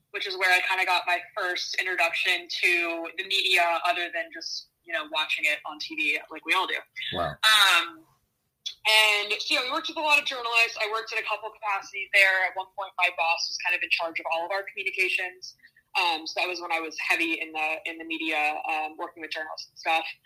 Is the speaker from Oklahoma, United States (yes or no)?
no; Virginia, United States; moved away as an adult; also born or lived in Pennsylvania / Washington, D.C.; I'm from Virginia originally.